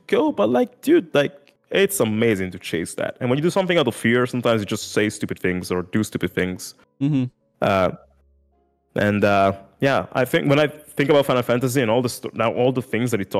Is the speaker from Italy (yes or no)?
yes; Italy; English is a second language; come from Italy, didn't speak English at the time at all.